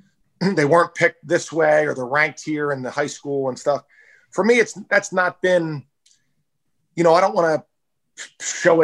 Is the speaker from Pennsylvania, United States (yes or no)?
yes; Philadelphia, Pennsylvania, United States; I grew up in Philadelphia